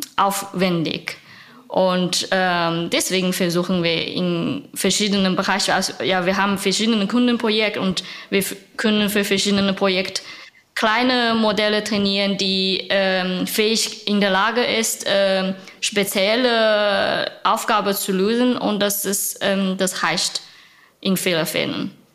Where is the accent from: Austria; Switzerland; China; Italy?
China; German is a second language; moved away as an adult; now in Berlin, Germany; Ich komme original aus China vor sieben Jahren